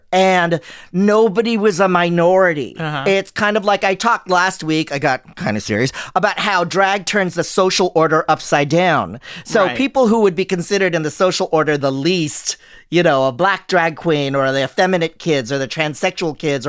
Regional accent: Philippines; we took a Filipino selfie all together because we're all Filipino.

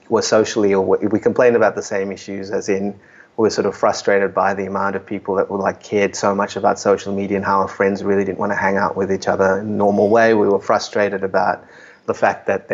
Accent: Australia; moved away

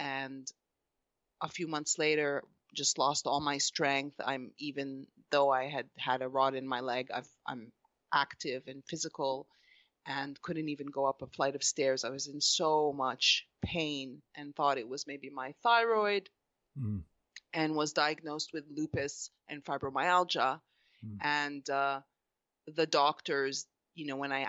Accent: Montreal, Quebec, Canada; moved away as an adult; now in Los Angeles, United States; I am Canadian from Montreal, Canada. I'm Egyptian Greek mixture. And looking back, I think I grew a quite a sheltered life in Montreal in Canada.

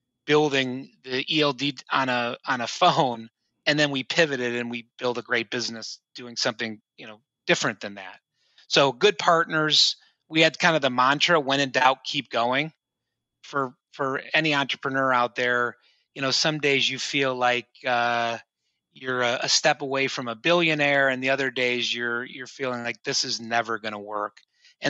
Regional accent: Cleveland, Ohio, United States; moved away as an adult; now in New York City, United States; born and raised in Cleveland

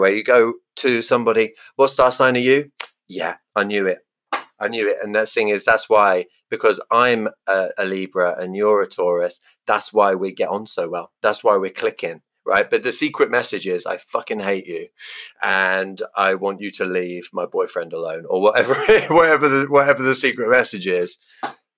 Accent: England, United Kingdom; I'm English

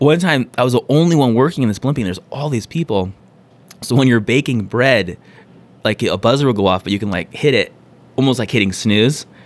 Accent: San Diego, California, United States; born and raised in San Diego.

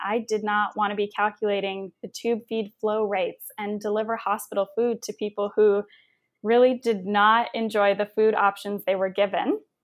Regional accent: Windsor, Ontario, Canada; moved away; also born or lived in Toronto; my hometown of Windsor, Ontario

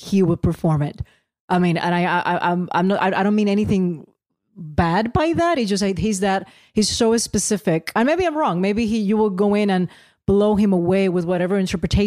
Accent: San Juan, Puerto Rico; I was born in Santurce.

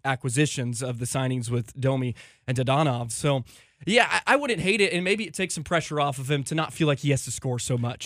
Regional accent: Richardson, Texas, United States; also born or lived in St. Cloud, Minnesota; I was born and raised in Richardson, Texas

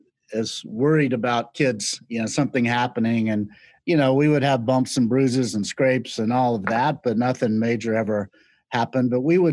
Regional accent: the Carolinas, United States; moved away as an adult; also born or lived in New York; it was just sort of part of our life growing up in the Carolinas. And as I got older, I went off to New York and worked in advertising

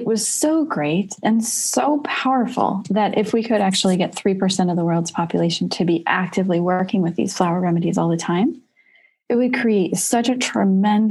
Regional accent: United States; I'm also very proud to be an American. I love being an American

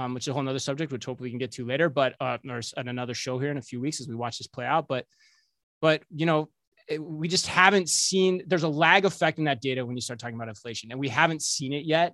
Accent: Minnesota, United States; we're from Minnesota

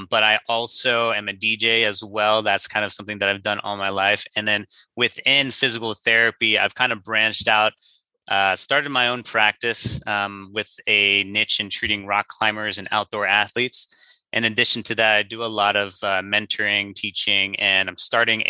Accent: Cincinnati, Ohio, United States; moved away as an adult; also born or lived in St. Louis, Missouri; now in Orange County, California, United States; I'm originally from the Midwest. Grew up in Cincinnati, Ohio, went to school in St. Louis, Missouri, and then moved out here for my first job back in 2016

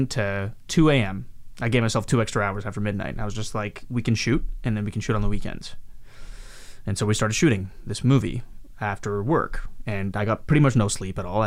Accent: Canada; also born or lived in Mumbai, India / Hyderabad, India / Calgary, Alberta / Montreal, Quebec; now in Vancouver, Canada; I grew up in Canada pretty much

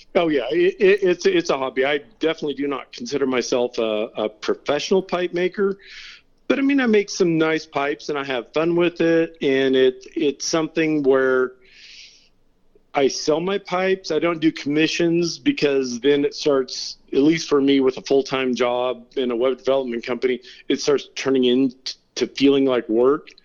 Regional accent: Turlock, California, United States; moved away as an adult; also born or lived in San Diego, California / North Carolina / Venice Beach, California / Redondo Beach, California; now in Twain Harte, United States; I grew up uh, in Turlock, California

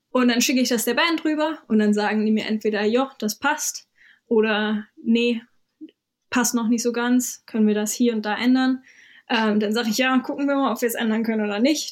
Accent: Hamburg, Germany; moved away as an adult; also born or lived in London; now in Brighton, United Kingdom; Ich komme ursprünglich aus Hamburg

